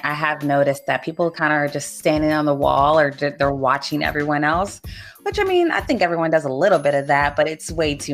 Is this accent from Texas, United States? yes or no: no; Northern Virginia, United States; I'm from Northern Virginia